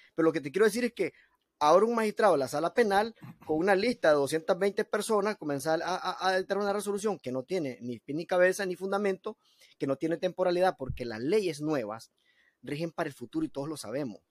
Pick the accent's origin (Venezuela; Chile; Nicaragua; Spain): Nicaragua; nosotros como nicaragüenses